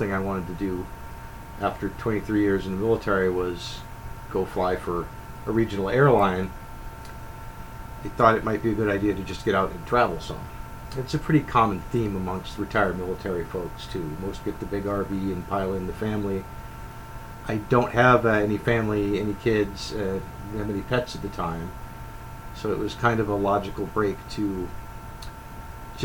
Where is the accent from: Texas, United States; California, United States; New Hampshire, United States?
New Hampshire, United States; moved away as an adult; also born or lived in Southern Florida; growing up in New Hampshire